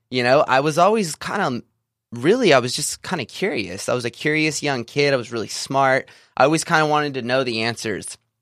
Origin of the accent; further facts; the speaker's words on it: Visalia, California, United States; I grew up in Central California, uh, small town of Visalia